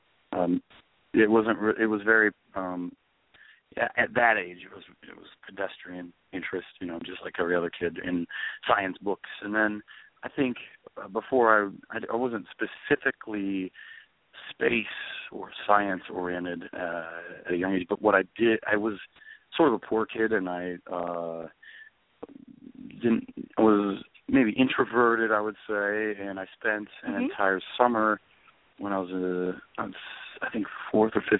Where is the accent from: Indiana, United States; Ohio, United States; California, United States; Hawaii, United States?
Ohio, United States; Salem; I grew up in Salem, which is near Youngstown